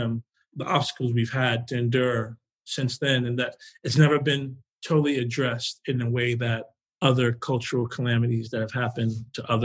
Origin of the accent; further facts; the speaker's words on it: New York City, New York, United States; moved away as an adult; also born or lived in Flushing, Queens; I'm from Jamaica, Queens